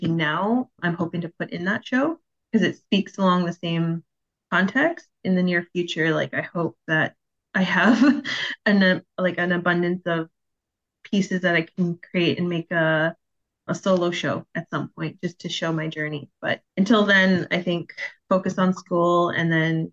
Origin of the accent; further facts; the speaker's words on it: Victoria, British Columbia, Canada; also born or lived in Vancouver; I was born in Vancouver, raised in Victoria